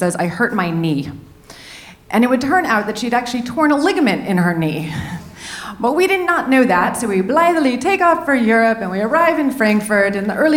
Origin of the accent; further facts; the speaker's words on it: San Francisco, California, United States; also born or lived in New Orleans / New York; now in Denver, United States; I grew up in San Francisco with my mother